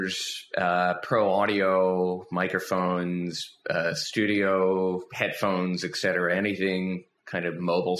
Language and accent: English; Philadelphia, Pennsylvania, United States; I grew up outside of Philadelphia, born in Philly. Raised right outside of Philly, neighboring suburb